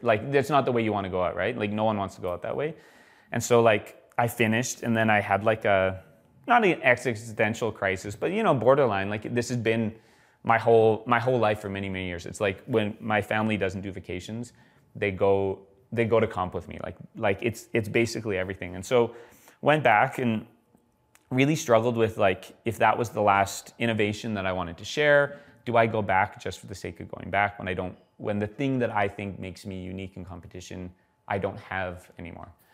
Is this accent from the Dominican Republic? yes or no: no; Edmonton, Alberta, Canada; now in Calgary, Canada; I moved moved to Calgary, I'm, I'm originally from Edmonton